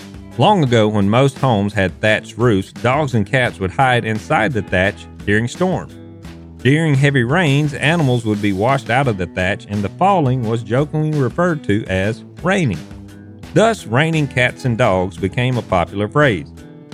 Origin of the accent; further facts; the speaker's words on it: the South, United States; accent: thick Southern; coupled with my thick Southern accent